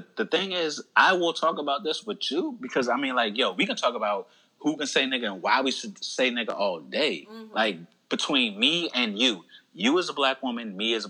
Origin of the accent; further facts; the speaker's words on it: Alabama, United States; Growing up in Alabama, like, even if I had jokes about it, I would never make them because growing up in Alabama at that age, nah.